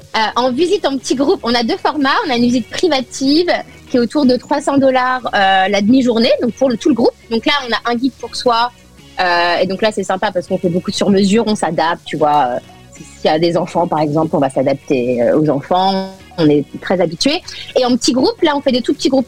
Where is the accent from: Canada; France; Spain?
France; now in Los Angeles, United States; je suis avant tout française